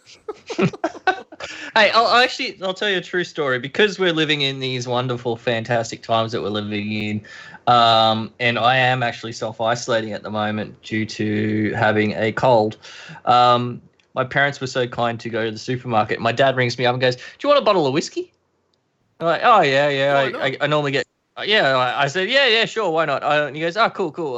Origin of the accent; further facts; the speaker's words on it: Queensland, Australia; I'm from Queensland